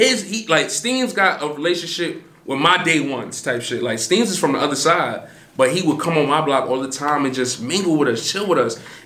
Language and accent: English; New York City, New York, United States; I'm from Canarsie